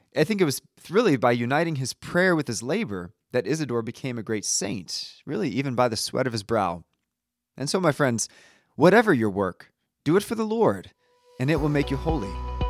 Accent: United States; also born or lived in Italy; as an American

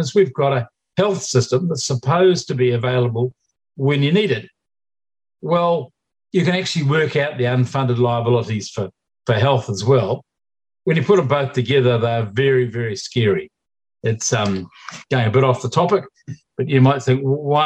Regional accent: New Zealand; New Zealanders

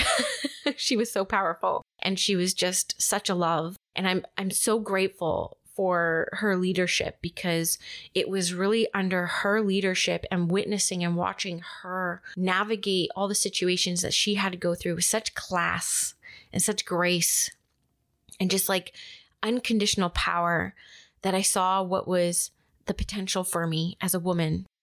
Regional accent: Vancouver, British Columbia, Canada; also born or lived in Squamish; I was born and raised in Vancouver.

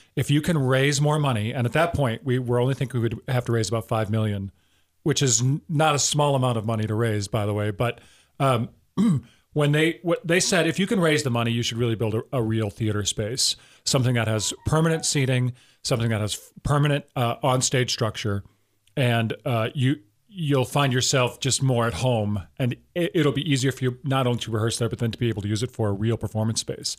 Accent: Wisconsin, United States; also born or lived in South Dakota / Florida / New York; I was born in South Dakota, but I moved to Wisconsin when I was three. So I consider myself a, a real Wisconsin

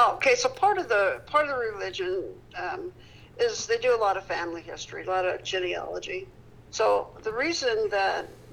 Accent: Peru, Indiana, United States; I was born here in Peru.

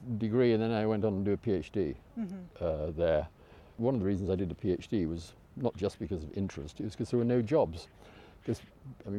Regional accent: Knaresborough, Yorkshire and the Humber, United Kingdom; accent: Yorkshire; also born or lived in Hull; Well, I was born in Hull. My father wanted me to be born in Hull, so he had my mother transshipped from the West Riding of Yorkshire to Hull so that I could be born in Hull, and then 2 weeks later taken back to Knaresborough in the West Riding.

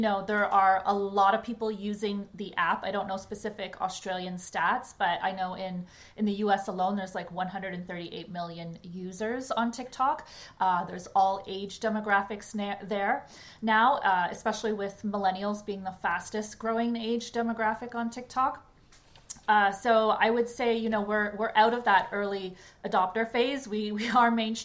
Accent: Canada; also born or lived in Toronto, Canada; I'm Canadian and based in Toronto

